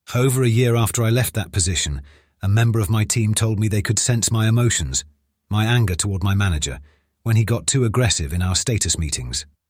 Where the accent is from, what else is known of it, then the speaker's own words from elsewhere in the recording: United Kingdom; when I returned to the U K